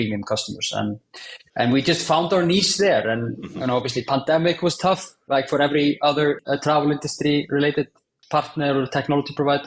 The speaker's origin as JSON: {"language": "English", "country": "Iceland", "said": "Was very fortunate to work in my home country of Iceland"}